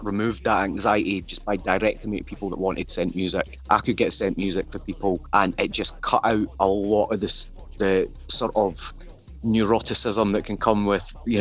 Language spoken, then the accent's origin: English; Fife, Scotland, United Kingdom; rapping in my own accent